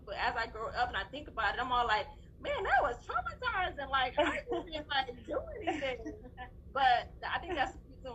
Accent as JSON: {"language": "English", "region": "Texas", "country": "United States", "tie": "born or raised there", "said": "I grew up in Texas, but my family was in Louisiana"}